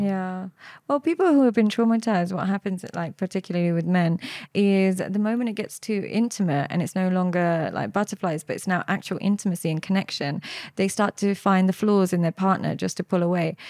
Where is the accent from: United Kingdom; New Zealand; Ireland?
United Kingdom; London; I grew up in London with my parents. I grew up, um, just outside West London